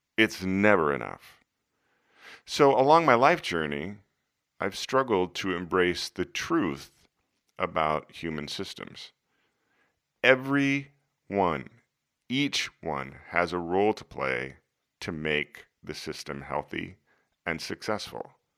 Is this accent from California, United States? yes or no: no; Des Moines, Iowa, United States; when I was a kid growing up in Des Moines